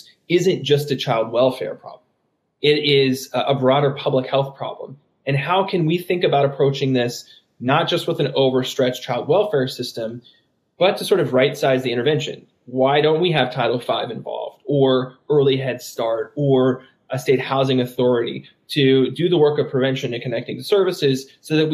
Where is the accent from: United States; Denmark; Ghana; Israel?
United States; West Virginia; moved away; also born or lived in Tennessee; my home state of West Virginia.